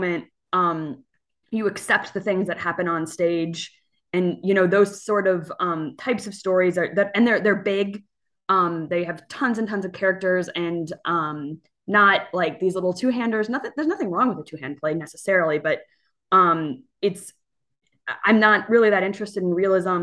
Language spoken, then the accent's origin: English; Cincinnati, Ohio, United States; I'm from Cincinnati, Ohio, and I was part of a something called the Groundlings, the Cincinnati Shakespeare Company